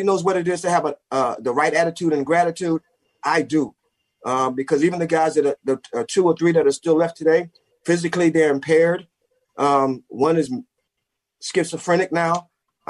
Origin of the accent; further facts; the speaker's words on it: New York City, New York, United States; also born or lived in Wilmington, North Carolina; We lived in a section of Brooklyn called Bed-Stuy.